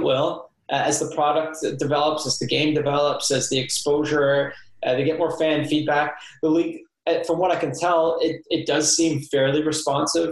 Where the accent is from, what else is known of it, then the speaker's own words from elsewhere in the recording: Livingston, Scotland, United Kingdom; also born or lived in Nova Scotia, Canada; now in Canada; growing up in Livingston, when we were in the Scottish third and second division